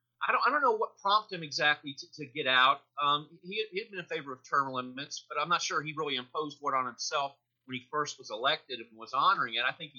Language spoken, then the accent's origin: English; Washington, D.C. area, United States; growing up in the Washington, D.C. metropolitan area also, I remember as a little kid hearing President Nixon's resignation speech.